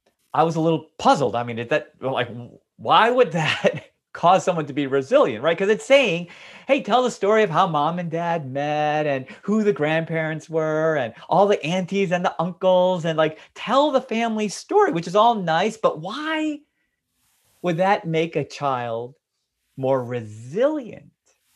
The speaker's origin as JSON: {"language": "English", "country": "United States", "tie": "born or raised there", "said": "It's not my experience. I grew up in America where we've enjoyed religious freedom and we've never been persecuted here."}